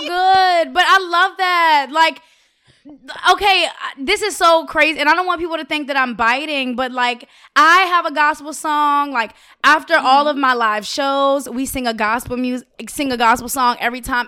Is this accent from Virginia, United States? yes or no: yes; Richmond, Virginia, United States; I'm from Richmond, Virginia. I'm South